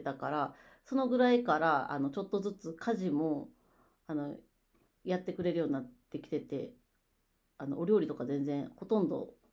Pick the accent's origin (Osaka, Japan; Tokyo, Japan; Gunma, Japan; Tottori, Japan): Osaka, Japan; now in Nagahama, Japan; 私が大阪出身やから